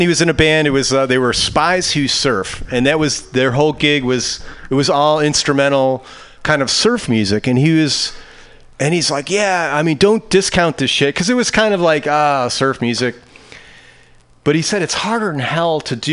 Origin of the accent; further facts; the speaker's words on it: Chicago, Illinois, United States; now in San Francisco, United States; I grew up in Chicago